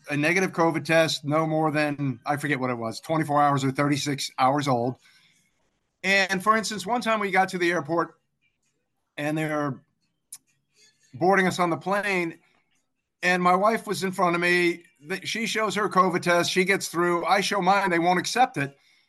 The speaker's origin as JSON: {"language": "English", "region": "East Coast", "country": "United States", "tie": "born or raised there", "also_born_or_lived": "Africa", "moved": "as an adult", "lives_now": "London, United Kingdom", "said": "I grew up on the East Coast of the U.S., just south of Washington, D.C. I am currently living in London."}